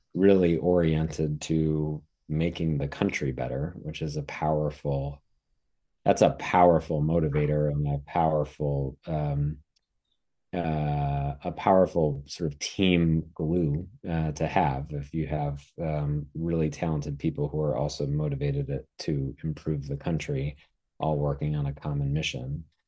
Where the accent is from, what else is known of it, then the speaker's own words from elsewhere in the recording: Wisconsin, United States; also born or lived in East Coast; now in San Diego, United States; where I grew up in Wisconsin